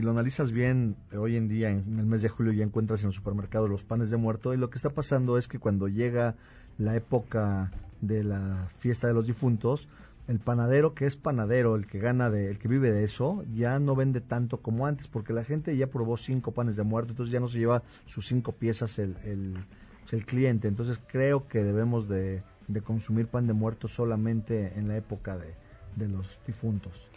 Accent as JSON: {"language": "Spanish", "country": "Mexico"}